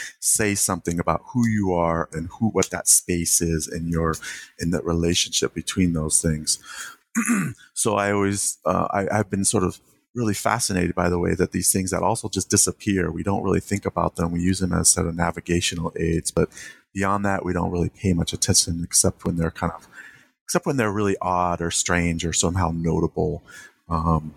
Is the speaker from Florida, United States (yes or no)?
no; Santa Rosa, California, United States; when I grew up in the Bay Area, in the particular town, Santa Rosa, California